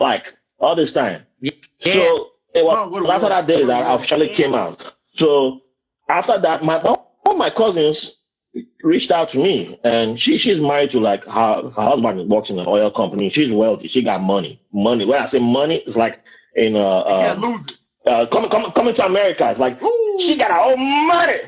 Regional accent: Nigeria; now in Brooklyn, United States; someone like me, born in Nigeria, born and raised in Nigeria, who migrated here

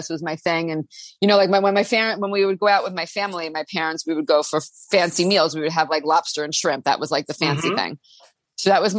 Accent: Long Island, New York, United States; I grew up on Long Island in New York

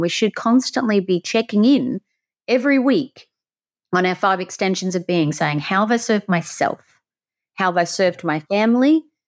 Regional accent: country near the Great Barrier Reef, Queensland, Australia; accent: Aussie; I grew up in the country around nature. I had the Great Barrier Reef at the front. You can tell I'm an Aussie

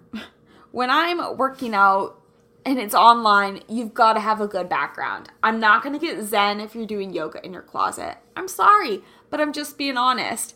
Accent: Kansas City, United States; I'm from Kansas City

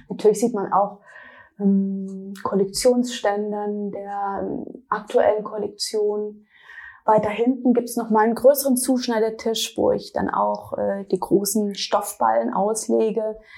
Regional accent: Kappelrodeck, Baden-Württemberg, Germany; moved away as an adult; now in Berlin, Germany; ursprünglich komme ich aus dem Schwarzwald, aus einem kleinen Dorf namens Kappelrodeck und ich bin in Berlin seit 14 Jahren.

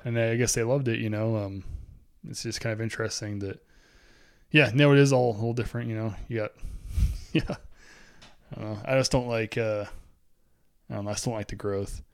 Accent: Boise, Idaho, United States; we grew up in the North End

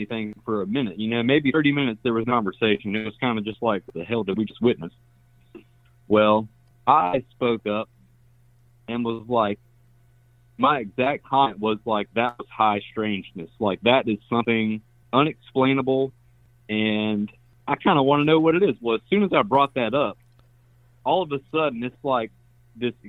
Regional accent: South Carolina, United States; I'm from South Carolina

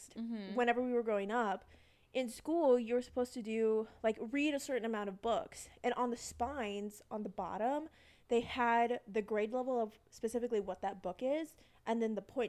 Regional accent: Texas, United States; I live here in Austin, or we both live here in Austin. I'm from Texas.

